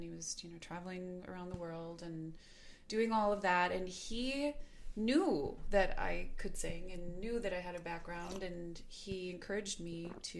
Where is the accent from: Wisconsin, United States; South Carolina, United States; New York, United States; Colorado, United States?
Wisconsin, United States; Milwaukee; also born or lived in Lake Country, Wisconsin / Brookfield, Wisconsin; Born in Milwaukee, but raised kind of between Milwaukee and Lake Country